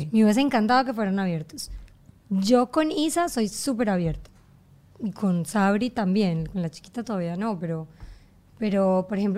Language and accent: Spanish; Germany; born there; Bueno, pero ya cuando yo llegué a donde salte yo, nací en Alemania.